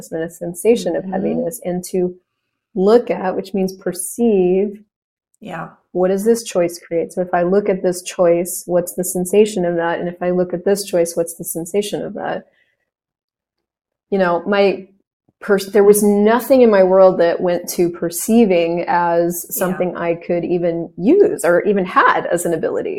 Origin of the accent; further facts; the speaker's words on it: United States; I'm an American.